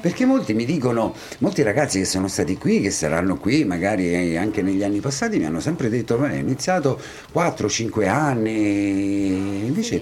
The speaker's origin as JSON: {"language": "Italian", "town": "San Benedetto del Tronto", "region": "Marche", "country": "Italy", "also_born_or_lived": "Ascoli Piceno", "said": "non c'è nessuno più san benedettese di me"}